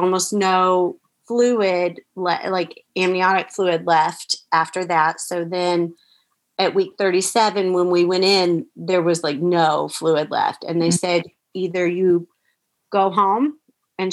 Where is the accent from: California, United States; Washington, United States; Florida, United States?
Florida, United States; the small little hospital we wanted to be at was here in my hometown